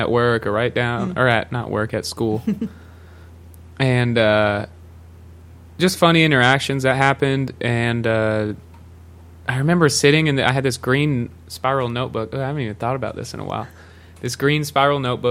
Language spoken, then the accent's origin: English; Lincoln, Nebraska, United States; also born or lived in Austin, Texas; now in Los Angeles, United States; Lincoln, Nebraska, specifically.